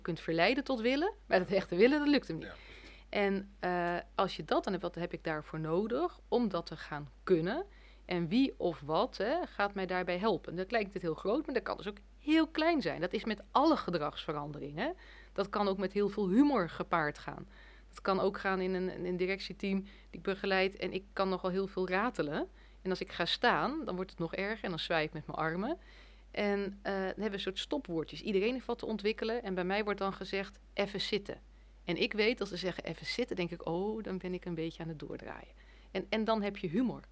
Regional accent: Netherlands

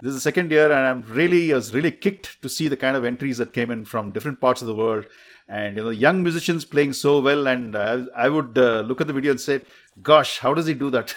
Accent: Bangalore, Karnataka, India; also born or lived in Mysore; up in Bengaluru. Although I was born in Mysore, uh, it's, uh, another city close to Bangalore.

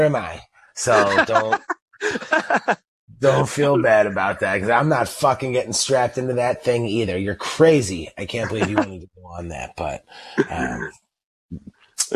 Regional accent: Buffalo, New York, United States; I'm from Buffalo, New York. So I'm in Buffalo right now.

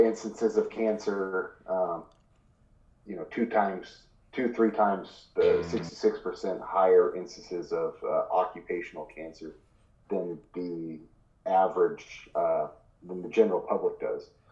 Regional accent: Ashland area, Oregon, United States; my hometown

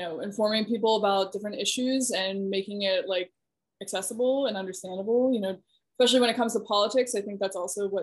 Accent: West Virginia, United States; moved away as an adult; also born or lived in Syracuse, New York / Eastern Shore of Maryland; I'm originally from West Virginia, born and raised there

